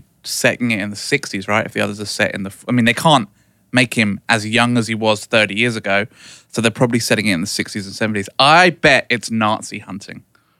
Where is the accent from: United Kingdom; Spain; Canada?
United Kingdom; England; now in United States; I grew up in England, not fucking Somalia.